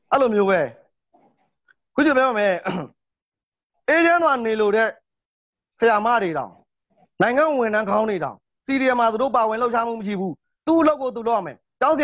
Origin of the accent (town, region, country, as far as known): Myanmar